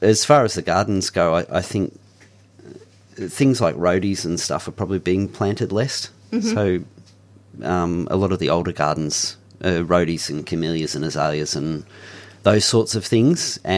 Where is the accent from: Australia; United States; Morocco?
Australia; Mount Macedon, Victoria; now in Romsey, Australia; I live in Romsey now, but I grew up in Mount Macedon, so I was born and raised up there